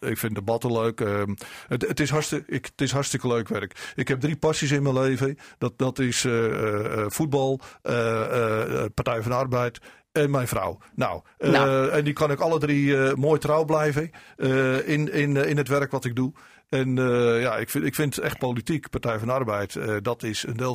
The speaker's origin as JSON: {"language": "Dutch", "town": "Enkhuizen", "region": "North Holland", "country": "Netherlands", "tie": "born or raised there", "said": "maar ik ben geboren en getogen in Enkhuizen. Ik kom uit een vissersmilieu."}